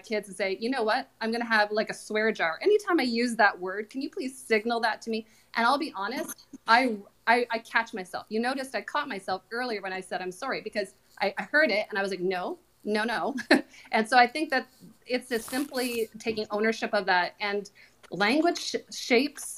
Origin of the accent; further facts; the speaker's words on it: Canada; I am Canadian